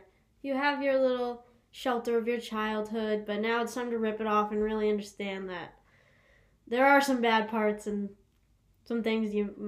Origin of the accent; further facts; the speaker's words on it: Windham, New Hampshire, United States; Grew up in Windham with my two older brothers